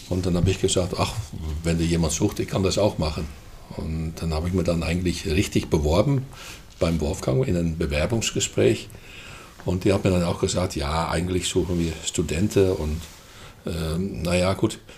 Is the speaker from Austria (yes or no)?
no; Netherlands; moved away as an adult; now in Germany; Ja, ich komme aus den Niederlanden. Hm. Ja, oder lieber gesagt Holland, hm. weil ich komme tatsächlich aus Holland.